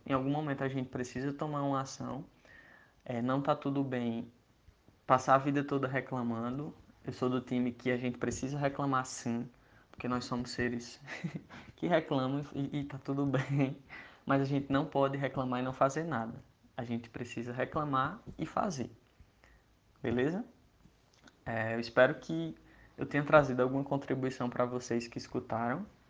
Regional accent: Iguatu, Ceará, Brazil; moved away as an adult; now in Campina Grande, Brazil; eu sou cearense, eu tenho 20, 28 anos, eu nasci lá no interior do Ceará, numa cidade chamada Iguatu, e aí eu vim para Campina Grande, na Paraíba, onde eu moro hoje, estudar engenharia civil

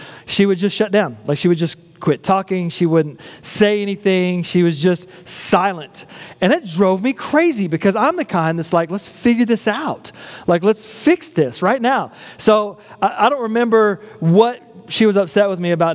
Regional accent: West Texas, United States; a boy growing up in West Texas

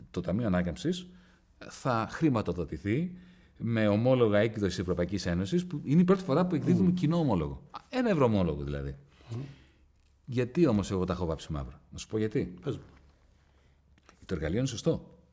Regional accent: Greece; Ξέρεις, είμαι από τους Έλληνες οικονομολόγους, πρέπει να είμαι ίσω ο πρώτο που μίλησε για ευρωομόλογο.

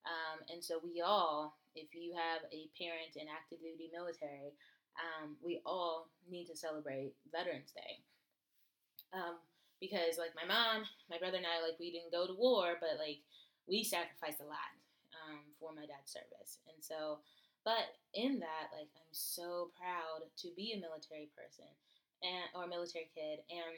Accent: United States; Yes, I am. I'm from America.

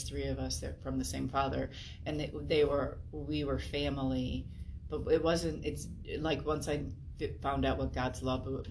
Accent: Chicago, Illinois, United States; moved away as an adult; now in Indiana, United States; I grew up in the Chicagoland area

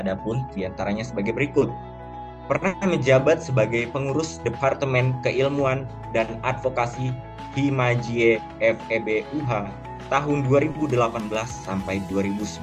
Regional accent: Riau Islands, Indonesia; now in Semarang, Indonesia; Perkenalkan saya dari Provinsi Kepulauan Riau. Saat ini saya berdomisili di Resimen Kemahataran Semarang di Akademi Maritim Nasional Indonesia di Semarang.

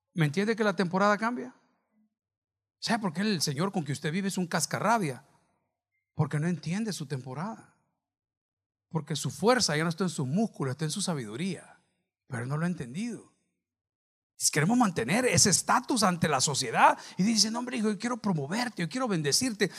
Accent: El Salvador

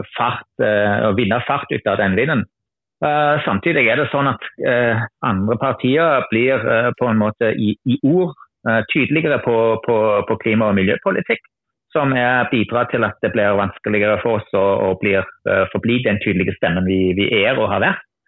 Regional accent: Germany; Norwegian is a second language; moved away as an adult; also born or lived in Randaberg, Norway; now in Norway; er jeg opprinnelig tysker, men har bodd i Norge i ja, 21 år snart

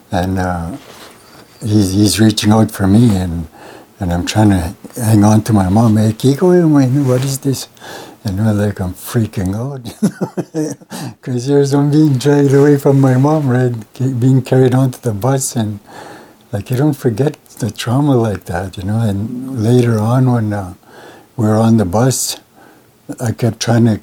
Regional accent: Montreal Lake, Saskatchewan, Canada; born there; Well, I'm Cree. I'm from. Uh, I'm registered in the Mistawasis, but I was told I was born in Montreal Lake.

